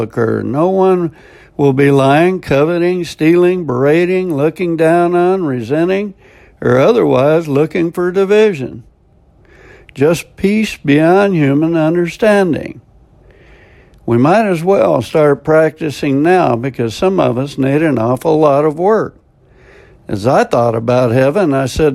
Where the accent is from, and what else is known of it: United States; also born or lived in South Florida